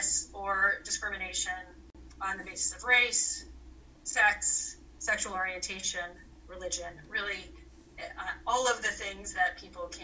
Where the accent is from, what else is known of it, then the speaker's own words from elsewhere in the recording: Anchorage, Alaska, United States; moved away as an adult; now in New Hampshire, United States; I grew up in Anchorage, Alaska, for the most part